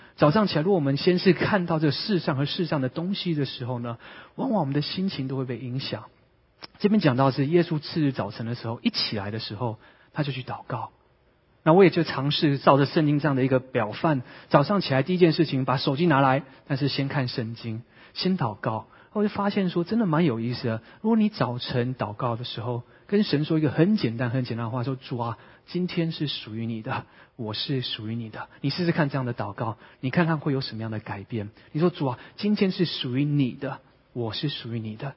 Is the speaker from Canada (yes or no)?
yes; Vancouver, British Columbia, Canada; now in San Francisco Bay Area, United States; 我是温哥华长大的